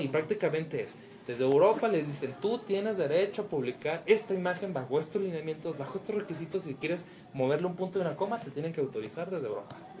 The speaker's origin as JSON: {"language": "Spanish", "region": "Chihuahua", "country": "Mexico", "tie": "born or raised there", "moved": "as an adult", "lives_now": "Guadalajara, Mexico", "said": "nací en Chihuahua, trabajé muchos años en Chihuahua y este año nos vinimos a Guadalajara, México"}